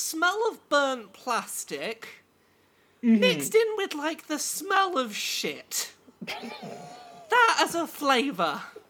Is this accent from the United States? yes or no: no; England, United Kingdom; accent: English; That is my English accent